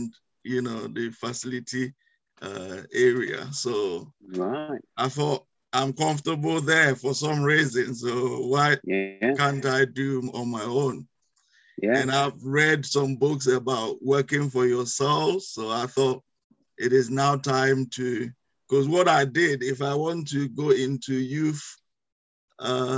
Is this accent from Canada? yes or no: no; Ghana; moved away as an adult; now in United Kingdom; as you may notice from my accent, I'm not originally from UK. I'm from West Africa, in Ghana.